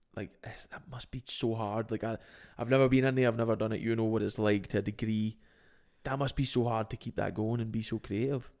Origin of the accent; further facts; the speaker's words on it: Scotland, United Kingdom; we are Scottish